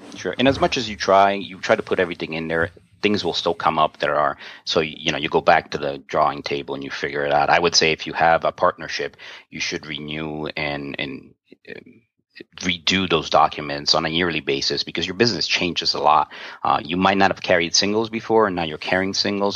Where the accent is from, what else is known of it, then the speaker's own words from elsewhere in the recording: New York, United States; I'm from New York. I'm Italian